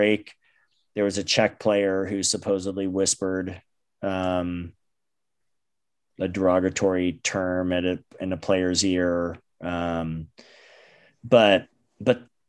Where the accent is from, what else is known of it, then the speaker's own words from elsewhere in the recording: United States; we as American fans